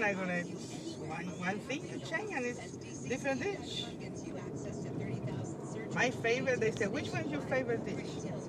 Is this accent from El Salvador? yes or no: yes; El Salvador; now in United States; I come from El Salvador.